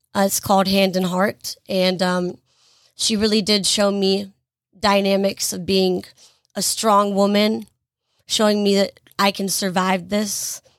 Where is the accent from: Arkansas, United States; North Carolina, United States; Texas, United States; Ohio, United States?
North Carolina, United States; Greensboro; I am from Greensboro, North Carolina. I have lived here my entire life.